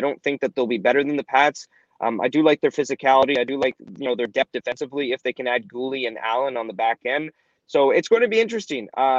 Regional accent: Ottawa, Ontario, Canada; moved away as an adult; also born or lived in Toronto / Lansing, Michigan / Powell River, British Columbia; now in Regina, Canada; I lived, obviously, grew up, born and raised in Ottawa, you know, lived in Toronto, lived in Lansing, Michigan, and I lived in Powell River, British Columbia.

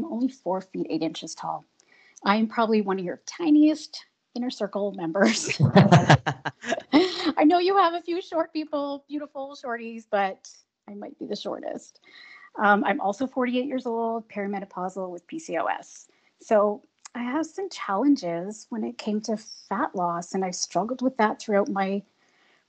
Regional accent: Ontario, Canada; I am a Canadian girl, live in Southern Ontario in the Niagara region

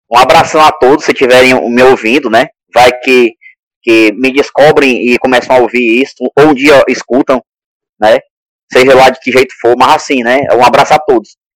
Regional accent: Northeast Region, Brazil; Vou falar como bom nordestino, o tempero é diferente.

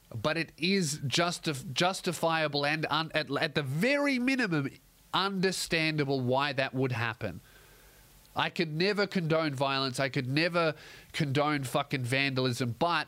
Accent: Australia; I'm an Australian

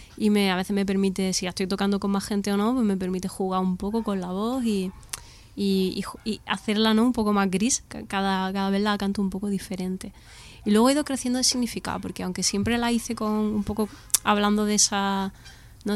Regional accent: Andalusia, Spain; yo que soy andaluza y me he criado viendo estereotipos de andaluces en las series

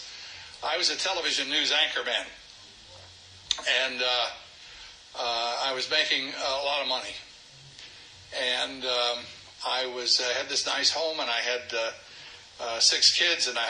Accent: Alderson, West Virginia, United States; also born or lived in California; I am from Alderson West, by God, Virginia.

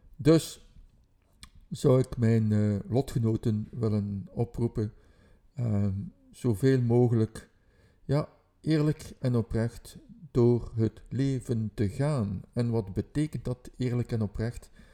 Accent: Ghent, Flanders, Belgium; dat ik van Gent ben

